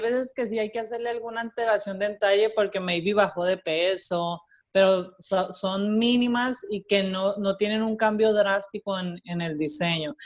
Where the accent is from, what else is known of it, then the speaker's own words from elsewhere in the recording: Mexico; moved away as an adult; now in Puerto Rico; yo estudié diseño y coordinación de modas en México, soy mexicana, eh, llevo 13 años viviendo ya aquí